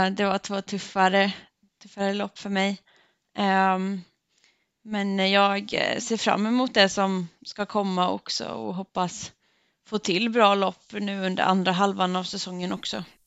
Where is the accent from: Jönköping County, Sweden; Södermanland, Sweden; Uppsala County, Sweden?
Jönköping County, Sweden; Örryd; Jag är uppvuxen i en liten by som heter Örryd som ligger ungefär 20 minuter med bil från Gnosjö